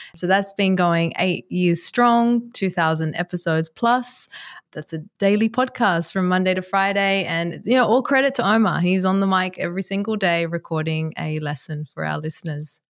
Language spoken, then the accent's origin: English; Sydney, New South Wales, Australia; moved away as an adult; also born or lived in Japan / Dubai / New York; I am based in Sydney, Australia, which is my hometown